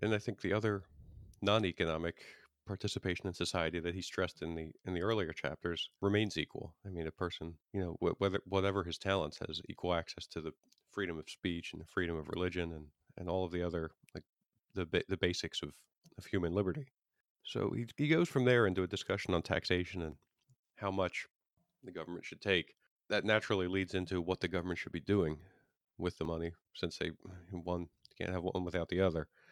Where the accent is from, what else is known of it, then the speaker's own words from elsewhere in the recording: Pennsylvania, United States; my home state, Pennsylvania